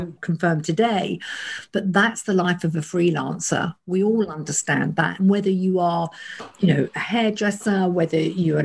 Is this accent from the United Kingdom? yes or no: yes; Kent, South East England, United Kingdom; I was brought up in Kent